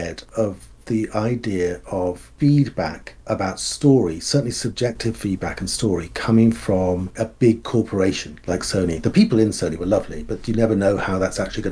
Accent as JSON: {"language": "English", "country": "United Kingdom", "also_born_or_lived": "Bristol", "said": "I'm a Brit, and there's a bunch of us who are Brits"}